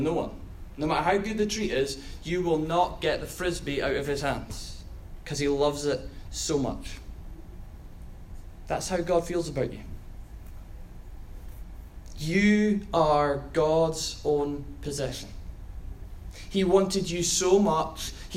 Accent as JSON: {"language": "English", "region": "Scotland", "country": "United Kingdom"}